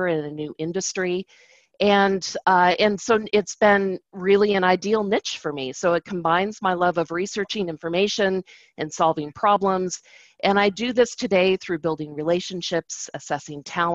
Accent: Seattle, Washington, United States; moved away as an adult; also born or lived in Los Angeles; my hometown in Seattle

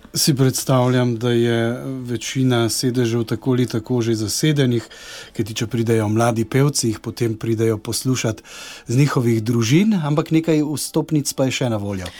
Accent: Slovenia; smo Slovenci znani kot pevski narod

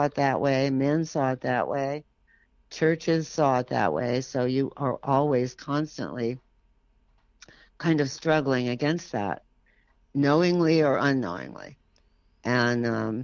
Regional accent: San Francisco, California, United States; I grew up in San Francisco

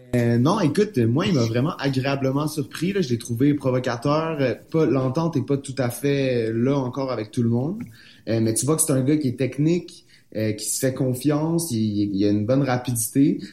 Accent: Montreal, Quebec, Canada; je suis montréalais

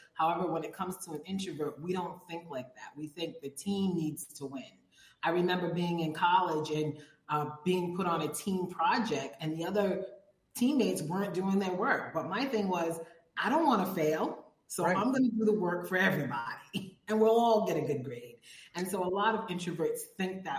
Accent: Providence, Rhode Island, United States; also born or lived in Robersonville, North Carolina; now in Mexico; I come from Providence, Rhode Island. I was raised in the smallest state in the country

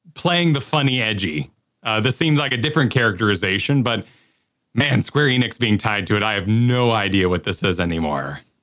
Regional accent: New Mexico, United States; growing up in New Mexico

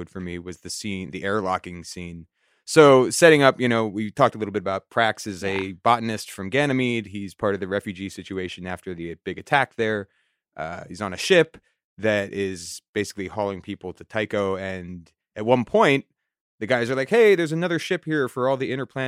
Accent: New York City, New York, United States; as a New Yorker who was here on and after 9/11

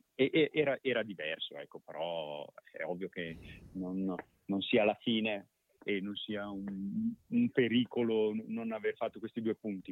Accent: Brescia, Lombardy, Italy; io poi da bresciano lo conoscevo

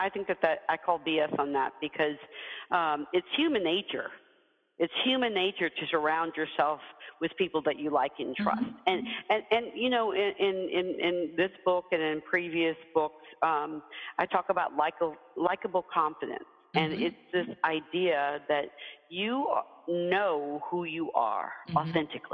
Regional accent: Deep South, United States; as a kid, you know, growing up in the Deep South

